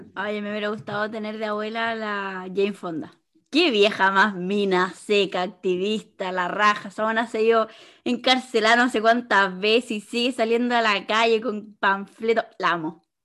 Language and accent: Spanish; Chile; como cultura chilena